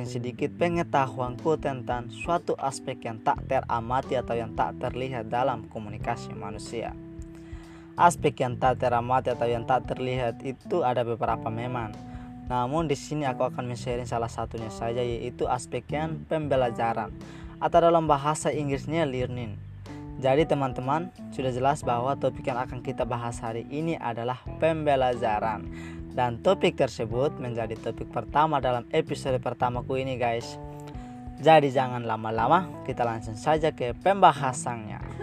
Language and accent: Indonesian; Timor-Leste; Dan aku berasal dari Timor Leste. Karena asalku dari Timor Leste, jadi aku menamakan podcastku Timless Youth.